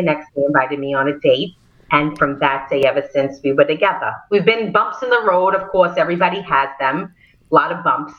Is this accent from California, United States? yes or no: no; New York City, New York, United States; accent: Brooklyn; moved away as an adult; now in Staten Island, United States; I'm born and raised in Brooklyn, and now I live on Staten Island